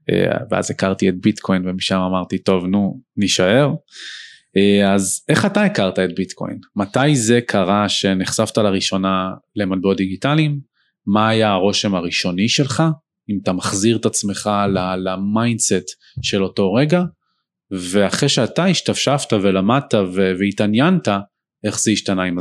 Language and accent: Hebrew; Ramat Gan, Tel Aviv District, Israel; נולדתי בתל השומר.